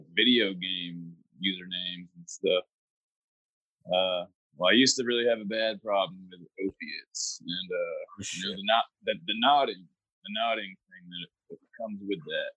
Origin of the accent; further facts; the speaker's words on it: Fort Walton Beach, Florida, United States; moved away; I was born in Fort Walton Beach, Florida